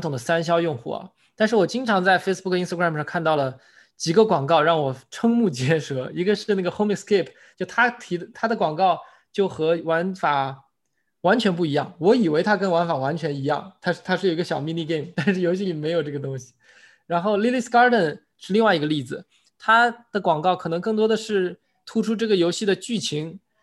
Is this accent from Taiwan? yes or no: no; China; 因为我们是中国人